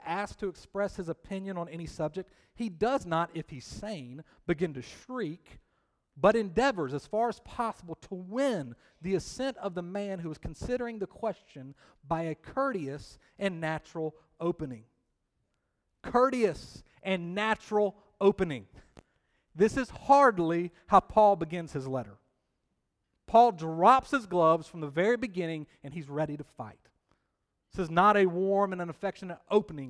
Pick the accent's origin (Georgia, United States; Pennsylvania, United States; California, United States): Georgia, United States; Columbus; moved away as an adult; now in Triangle area, United States; growing up in Columbus, Georgia, I did attend many Columbus Cottonmouth hockey games